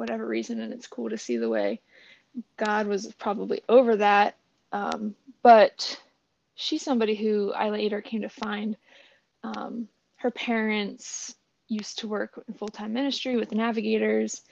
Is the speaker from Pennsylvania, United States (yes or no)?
yes; State College, Pennsylvania, United States; moved away as an adult; also born or lived in Chattanooga, Tennessee / Bloomington, Indiana; now in Washington, D.C., United States; I am from State College, Pennsylvania. That's where I was born, and it's where I went to college